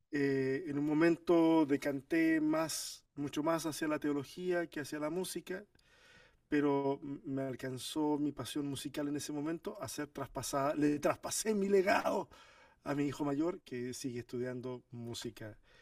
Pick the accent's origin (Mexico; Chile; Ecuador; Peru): Chile; also born or lived in Argentina; chileno por decisión, porque yo nací en Argentina. Pero toda mi familia es de Chile, me crié en Chile